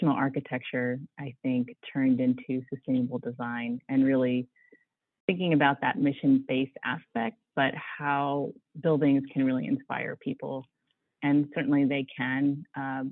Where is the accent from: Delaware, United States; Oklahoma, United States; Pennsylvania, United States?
Pennsylvania, United States; outside of Pittsburgh, Western; moved away as an adult; also born or lived in Chicago; now in Washington, D.C., United States; I grew up in Western Pennsylvania, outside of Pittsburgh.